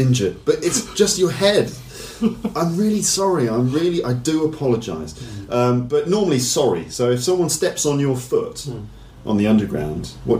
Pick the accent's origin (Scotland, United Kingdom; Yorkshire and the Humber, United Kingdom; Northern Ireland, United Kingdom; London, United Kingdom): London, United Kingdom; I guess as a Londoner